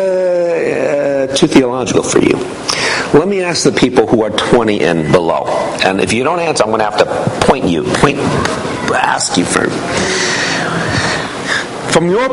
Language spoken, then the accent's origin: English; New York City, New York, United States; I wasn't raised in this church. I was raised in New York City.